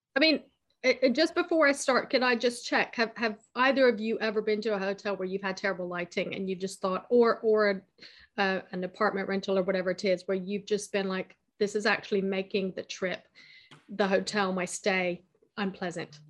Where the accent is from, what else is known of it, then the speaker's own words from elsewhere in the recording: United States; moved away as an adult; also born or lived in United Kingdom; now in France; I was born in America. Uh, I've lived half my life in America